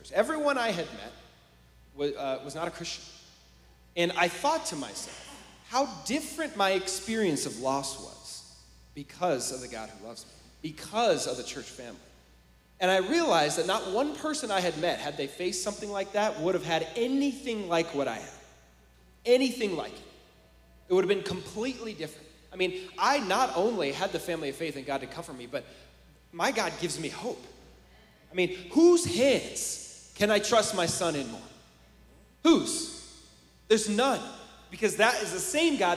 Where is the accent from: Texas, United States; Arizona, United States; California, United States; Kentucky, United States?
California, United States; San Francisco; I'm from the Bay Area, California, like San Francisco